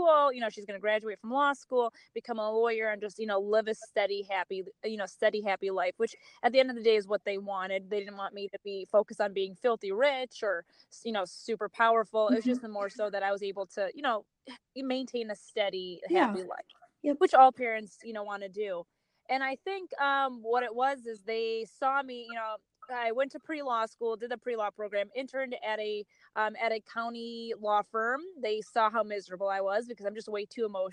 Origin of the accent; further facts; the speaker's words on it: Milwaukee, Wisconsin, United States; moved away as an adult; now in Chicago, United States; I'm born and raised in Milwaukee. I'm currently Chicago based, but I'm originally from Milwaukee